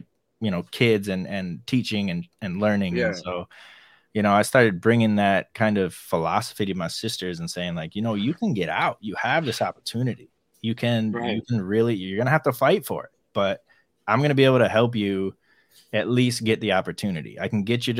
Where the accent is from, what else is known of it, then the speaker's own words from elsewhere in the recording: Ann Arbor, Michigan, United States; also born or lived in Chile; I grew up in Ann Arbor, Michigan